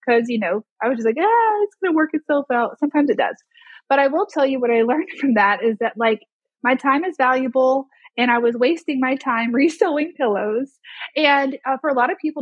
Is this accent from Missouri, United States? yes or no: yes; Springfield, Missouri, United States; now in Arkansas, United States; my hometown of Springfield, Missouri